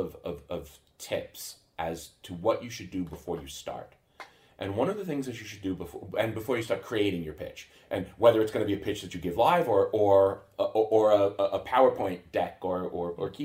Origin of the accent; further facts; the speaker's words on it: Long Island, New York, United States; moved away as an adult; now in Sweden; I grew up on Long Island outside of New York City.